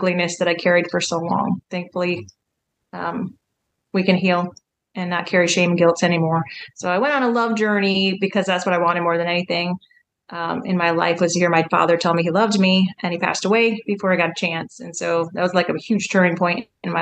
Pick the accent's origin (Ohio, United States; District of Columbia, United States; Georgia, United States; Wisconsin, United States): Wisconsin, United States; now in Kansas, United States; I grew up in Wisconsin, actually, okay. In the cold